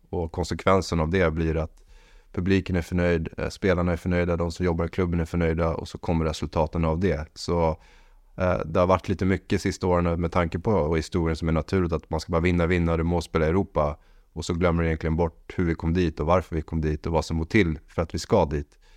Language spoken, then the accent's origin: Swedish; Sweden; moved away; also born or lived in Norway; Jag är svensk